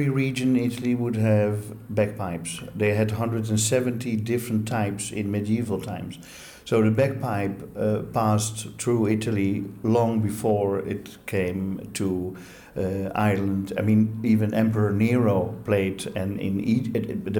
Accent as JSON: {"language": "English", "country": "Netherlands", "tie": "born or raised there", "said": "As an Italian Dutchman, born and raised in Holland with an Italian father"}